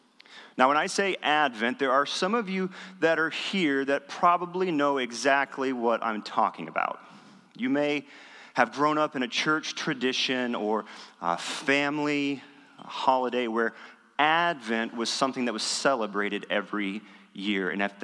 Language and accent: English; West Texas, United States; also born or lived in Dallas; I grew up in West Texas, and the church that I grew up in, as far as I can recall, we never had an Advent season. We never recognized Advent.